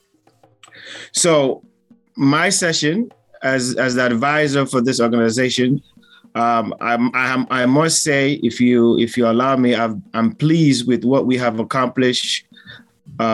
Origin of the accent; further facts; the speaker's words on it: Sierra Leone; now in United States; I'm from Sierra Leone, but I am based in the United States